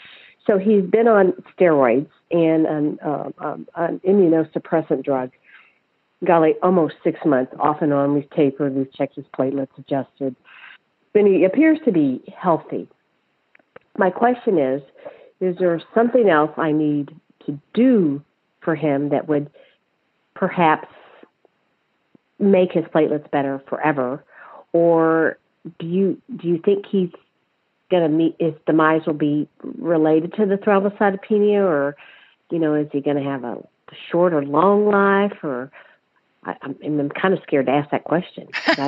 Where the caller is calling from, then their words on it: Connecticut, United States; I'm from Connecticut.